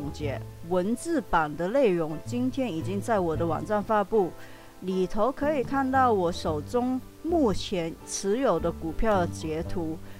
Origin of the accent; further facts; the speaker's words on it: Hong Kong; first language Cantonese; Chinese is a second language; moved away as an adult; now in Taiwan; 我不是台湾土生土长的，我是几年前只身从香港到台湾打拼的九十后，也就是台湾说的八年级生，所以我的母语是粤语、广东话。